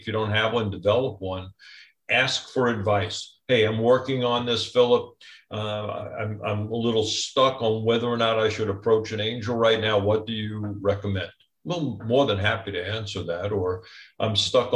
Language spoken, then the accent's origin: English; New York, United States; now in Orange County, United States; I'm a New Yorker